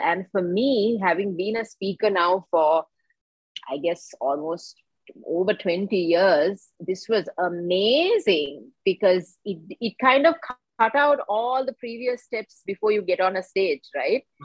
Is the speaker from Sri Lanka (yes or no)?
yes; Colombo, Western Province, Sri Lanka; I was born and raised here in Colombo, Sri Lanka